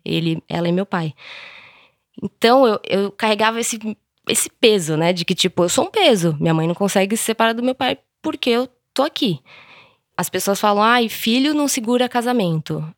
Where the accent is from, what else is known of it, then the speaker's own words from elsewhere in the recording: São Paulo, Brazil; Eu sou de São Paulo mesmo, capital